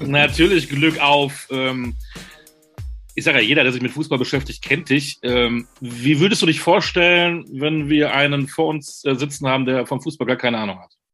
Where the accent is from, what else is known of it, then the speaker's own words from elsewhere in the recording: Münster, North Rhine-Westphalia, Germany; ich bin äh, Münsteraner